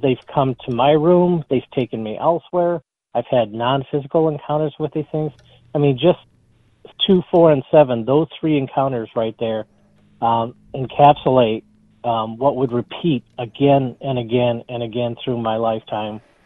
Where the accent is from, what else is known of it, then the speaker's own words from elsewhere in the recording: Sterling Heights, Michigan, United States; now in Clawson, United States; I grew up in Sterling Heights, um, lived there until I was my early 20s, and then moved to the Royal Oak Clawson area.